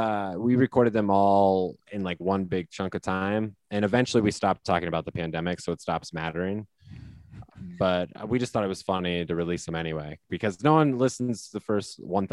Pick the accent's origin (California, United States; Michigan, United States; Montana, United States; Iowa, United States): Iowa, United States; moved away; I grew up in Iowa